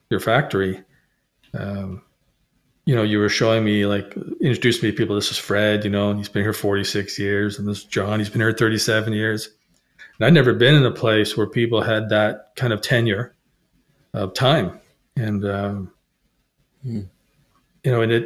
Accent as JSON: {"language": "English", "country": "Canada", "also_born_or_lived": "Middle East", "said": "I'm Canadian"}